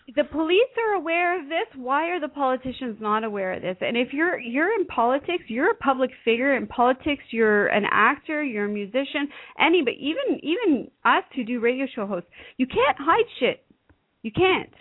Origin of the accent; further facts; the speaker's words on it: Canada; I'm Canadian